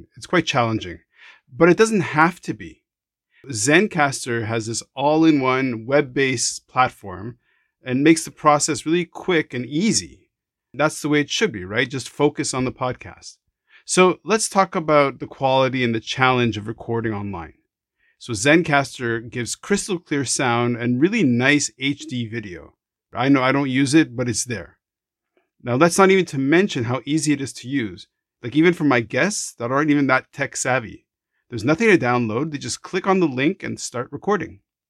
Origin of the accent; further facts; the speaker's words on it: Jerusalem, Jerusalem District, Israel; born there; My parents are born in Morocco. I was born in Jerusalem. I have an Israeli passport